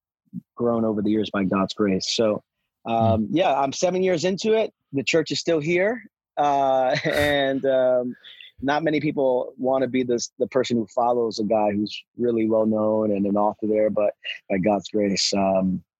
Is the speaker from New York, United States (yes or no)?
yes; New York City, New York, United States; born and raised in New York City